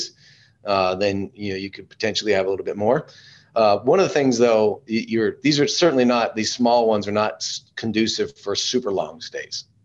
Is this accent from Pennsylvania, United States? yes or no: no; Alpine, Texas, United States; I'm actually from Alpine, which is way cooler